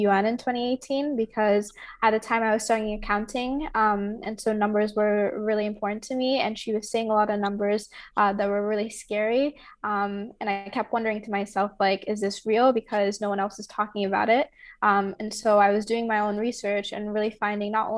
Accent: Nigeria; moved away; growing up in Nigeria, I think sustainability and being an environmental activist was innate in myself because of the lifestyle that I lived there

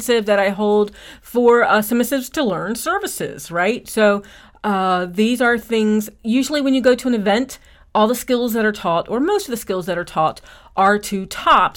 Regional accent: Eastern Shore of Maryland, United States; I'm from the Eastern Shore of Maryland

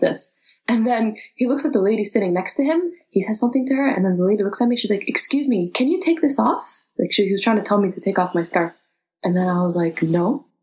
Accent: Canada; moved away as an adult; now in United Kingdom; Came from the UK, but I'm from Canada. I was born in Canada.

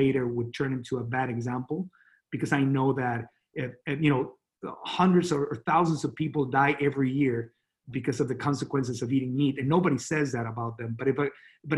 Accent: Mexico; accent: Latino; English is a second language; moved away as an adult; also born or lived in Miami; now in Austin, United States; I grew up in Mexico, and my English was very limited

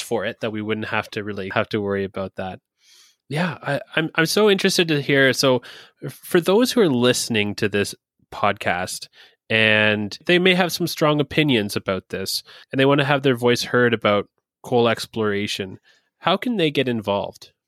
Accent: Ontario, Canada; moved away; I'm originally from Ontario

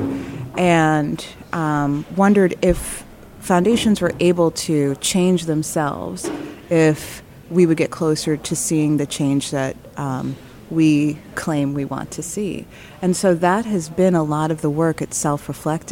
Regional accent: Chicago, Illinois, United States; moved away as an adult; also born or lived in Michigan; now in Detroit, United States; I am from Chicago, South Side

